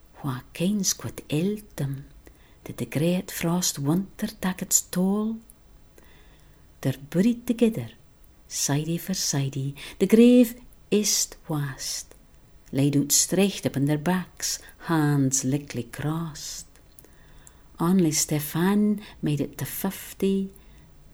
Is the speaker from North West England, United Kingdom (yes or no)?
no; Shetland, Scotland, United Kingdom; first language Shetlandic; English is a second language; I was born and brought up in Shetland